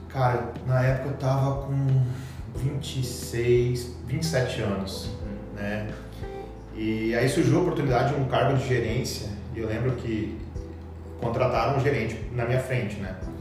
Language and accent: Portuguese; Cuiabá, Mato Grosso, Brazil; fiz na UFMT em Cuiabá, e, que é a terra na onde eu fui criado